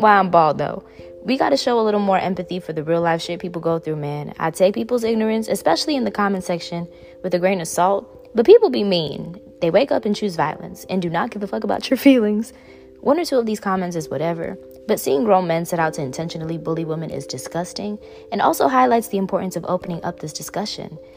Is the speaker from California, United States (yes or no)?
no; New York City, New York, United States; I grew up in Bushwick